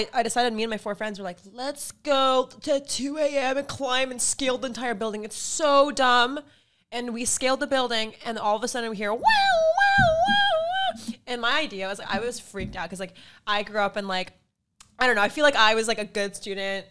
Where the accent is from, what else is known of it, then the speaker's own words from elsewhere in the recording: Washington, United States; I'm from Washington State. I'm not from California